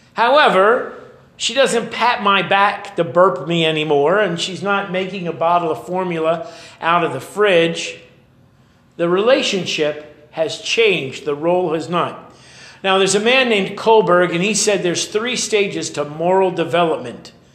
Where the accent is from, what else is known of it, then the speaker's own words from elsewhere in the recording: Oakland, California, United States; When I was a little boy, I grew up in Oakland, just over the way